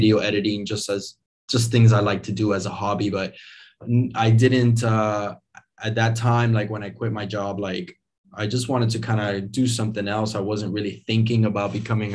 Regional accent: Miami, Florida, United States; moved away; also born or lived in Venezuela; I was born in Venezuela, and I was raised in Miami, Florida. I moved there when I was 5 years old

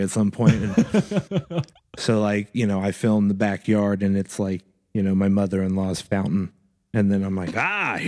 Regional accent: Cincinnati, Ohio, United States; Been in this town my entire life.

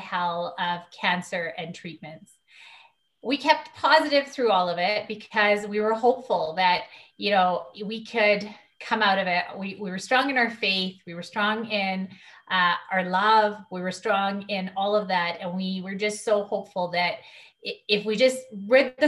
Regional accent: Calgary, Alberta, Canada; Born and raised in Calgary. I've lived my whole life in Calgary.

